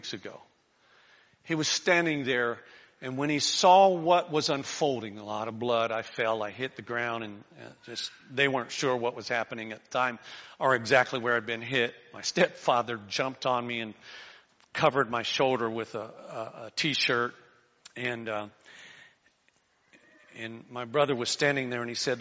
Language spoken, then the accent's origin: English; Florida, United States; I grew up in Florida, so we hunted in the Everglades